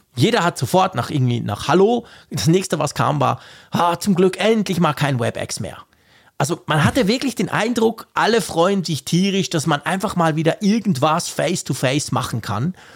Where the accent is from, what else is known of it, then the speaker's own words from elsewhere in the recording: Switzerland; als Schweizer